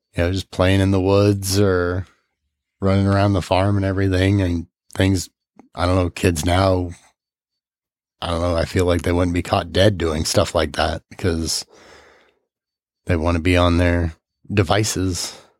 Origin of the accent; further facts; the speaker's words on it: Gerald, Missouri, United States; also born or lived in Peoria, Illinois / St. Louis, Missouri / Salem, Missouri; we moved to this little town called Gerald, Missouri